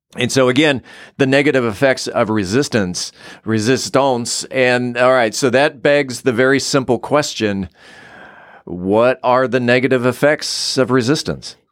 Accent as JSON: {"language": "English", "town": "San Diego", "region": "California", "country": "United States", "tie": "born or raised there", "said": "growing up in San Diego, where it was always seventy-five year round"}